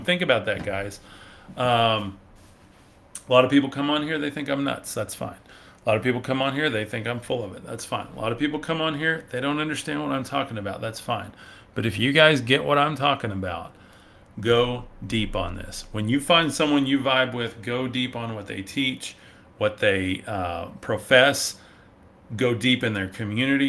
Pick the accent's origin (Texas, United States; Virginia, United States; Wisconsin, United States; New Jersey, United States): Texas, United States; West; I am from West Texas. Um, so we say y'all and howdy here